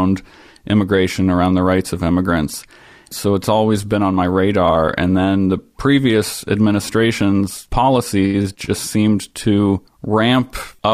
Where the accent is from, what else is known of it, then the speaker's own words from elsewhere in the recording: Ohio, United States; I grew up in Ohio, and my extended family is Mennonite